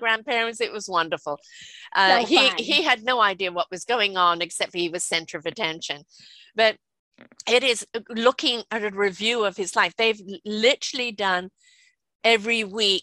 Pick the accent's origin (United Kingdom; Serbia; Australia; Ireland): United Kingdom; I'm British, and we all went to boarding school